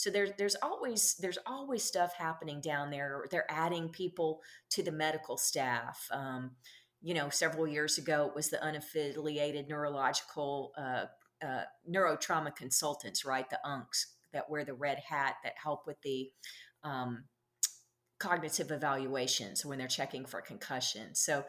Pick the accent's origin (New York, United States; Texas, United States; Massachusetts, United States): Texas, United States; Galveston; now in Dallas, United States; I moved to Dallas in 76 or 78. I'm originally from Galveston, Texas.